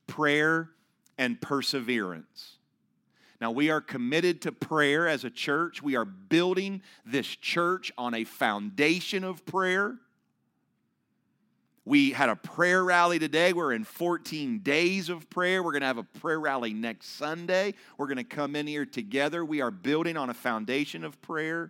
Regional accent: Ohio, United States; moved away as an adult; I am from Ohio

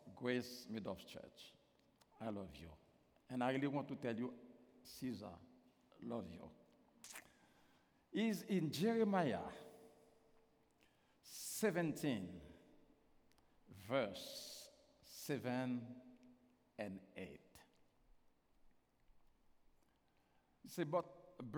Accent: Haiti; first language Haitian Creole; English is a second language; I'm not American, I'm Haitian

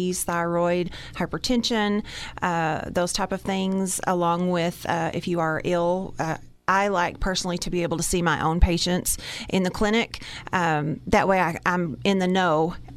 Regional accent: Amarillo, Texas, United States; now in Dumas, United States; I am originally from Amarillo.

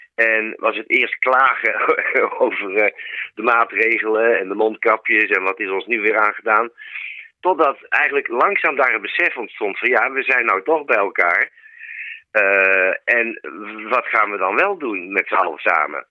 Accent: Utrecht, Netherlands; Ik kom dan zelf uit Utrecht, daar heb ik het zien ontstaan

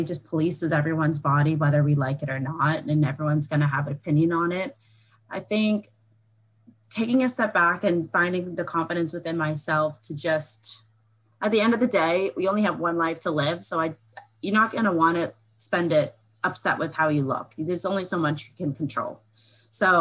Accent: Boston, Massachusetts, United States; I'm from Boston, Massachusetts

